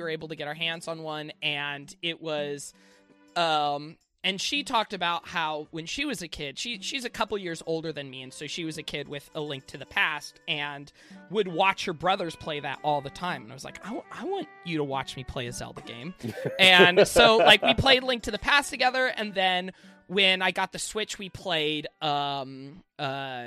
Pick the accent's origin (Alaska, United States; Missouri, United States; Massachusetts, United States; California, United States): Alaska, United States; moved away; I grew up in Alaska and I'm not living there anymore